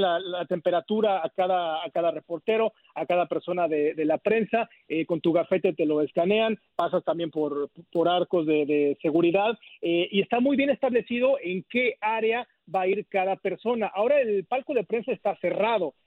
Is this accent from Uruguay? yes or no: no; Mexico; now in Arlington, United States; me, incluyo como mexicano